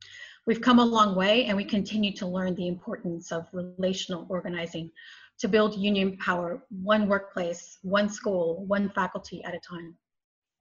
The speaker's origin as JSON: {"language": "English", "country": "United States", "moved": "yes", "said": "I'm Mexican American"}